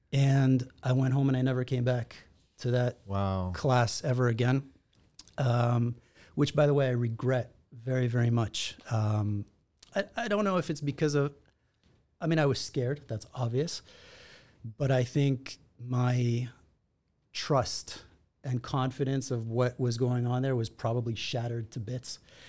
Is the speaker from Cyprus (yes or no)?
no; Israel; also born or lived in Los Angeles, United States; And so I grew up in Israel, actually. I was born here in Los Angeles, but when I was 8 or 9 months old, I moved to Israel. And that's where I spent most of my youth.